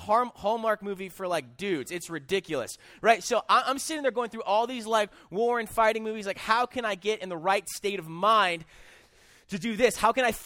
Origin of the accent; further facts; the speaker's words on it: Des Moines, Iowa, United States; I am actually from Des Moines